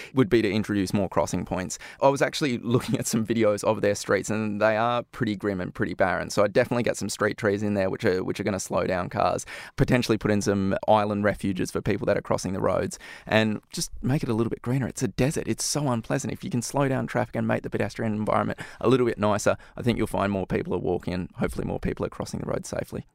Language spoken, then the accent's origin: English; Australia; moved away; my home country, in Australia